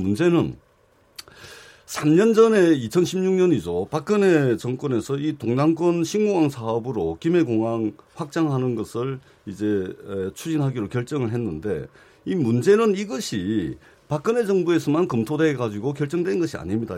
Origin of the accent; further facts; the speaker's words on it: Busan, South Korea; 부산 출신